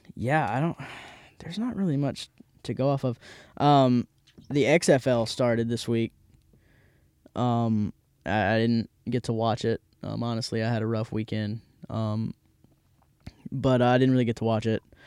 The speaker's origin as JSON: {"language": "English", "town": "Hattiesburg", "region": "Mississippi", "country": "United States", "tie": "born or raised there", "also_born_or_lived": "Jackson, Mississippi", "said": "I'm from Hattiesburg, and it's great. Um, also, yeah, I'm not in Jackson anymore. This is Hattiesburg, Mississippi. Um, so shout out to Hattiesburg, my hometown"}